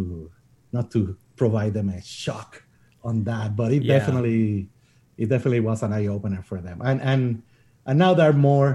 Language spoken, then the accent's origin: English; Puerto Rico; moved away; I grew up in Puerto Rico.